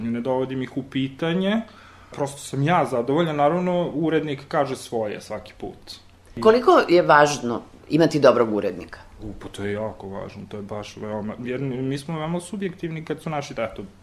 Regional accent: Riđica, Vojvodina, Serbia; moved away; ja sam onaj dečak što je rastao u jednom selu malom, kome mama i tata nisu bili režiseri, glumci, pevači, kulturni radnici, što god, prosto smo došli nijotkuda, odakle se iz Riđice

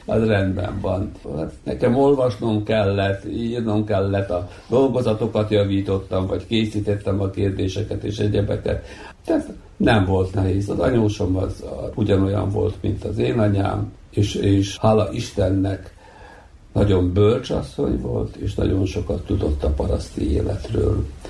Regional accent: Bački Monoštor, Vojvodina, Serbia; egy faluban születtünk, nőttünk, feljártunk iskolába, ismertük egymást kiskorunktól fogva

